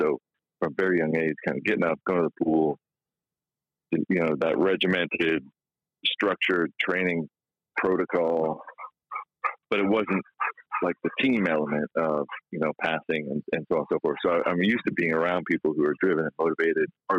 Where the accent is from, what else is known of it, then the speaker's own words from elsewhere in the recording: Israel; moved away; also born or lived in California; I grew up in Israel, so you know, we didn't have football